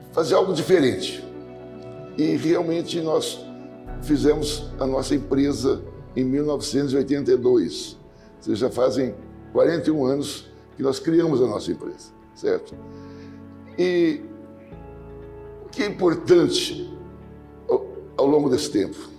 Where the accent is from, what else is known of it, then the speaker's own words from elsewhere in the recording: Marcondésia, São Paulo, Brazil; Nós, todos, eu e meus irmãos, nascemos numa fazenda aqui próxima, em Marcondésia